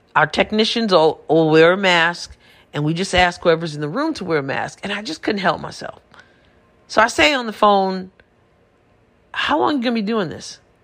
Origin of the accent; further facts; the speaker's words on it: New York, United States; moved away as an adult; I'm from New York originally, but I, I moved away a few years ago